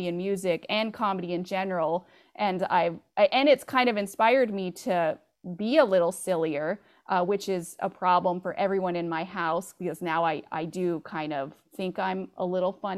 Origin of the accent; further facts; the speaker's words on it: Bakersfield, California, United States; That's my hometown